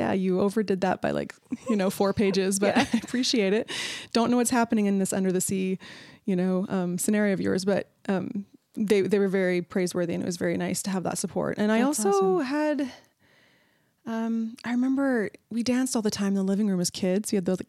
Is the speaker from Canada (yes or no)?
yes; Canada; now in United States; I'm from Canada.